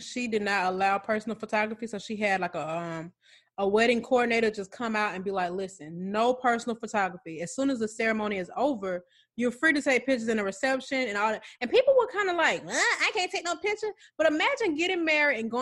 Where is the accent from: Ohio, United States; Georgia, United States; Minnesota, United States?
Georgia, United States; Atlanta; I'm from Atlanta